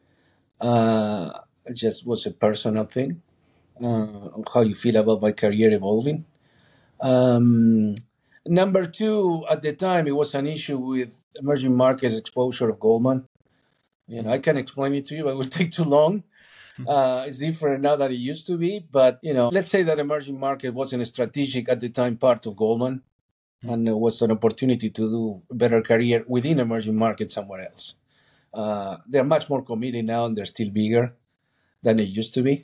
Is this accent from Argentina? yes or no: yes; Argentina; moved away; I'm originally from Argentina